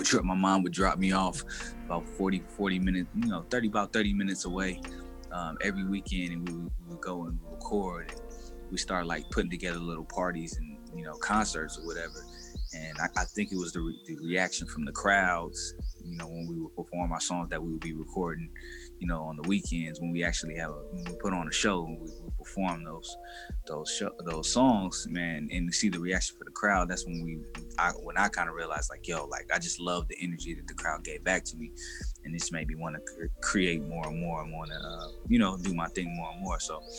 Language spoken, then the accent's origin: English; Sacramento, California, United States; born there; Yeah, I was born in Sacramento, California. My family from New Orleans, my mom and my dad. So when they came to California, they kind of moved around a lot.